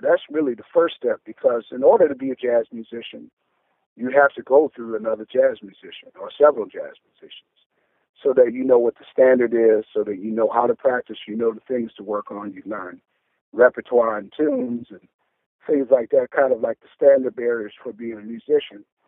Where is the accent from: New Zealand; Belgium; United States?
United States; Detroit, Michigan; growing up in Detroit, where there's such a rich Detroit tr- tradition